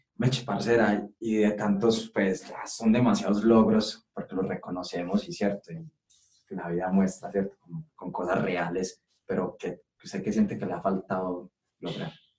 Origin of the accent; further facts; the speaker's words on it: Colombia; ese perrenque que tenemos como colombianos